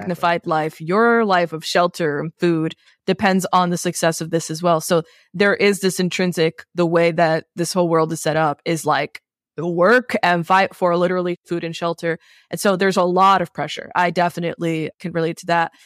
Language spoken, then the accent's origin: English; New York City, New York, United States; also born or lived in Queens; I grew up in New York and I grew up in a Latin family